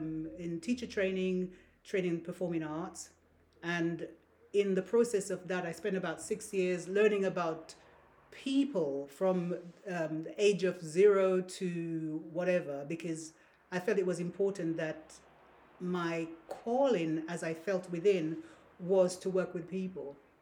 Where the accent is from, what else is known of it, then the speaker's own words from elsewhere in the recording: Saint Andrew, Grenada; now in United Kingdom; I was born on the Caribbean island of Grenada, the Spice Isle. I grew there... In the village, the place St. Andrews in Grenada. That's where I was born.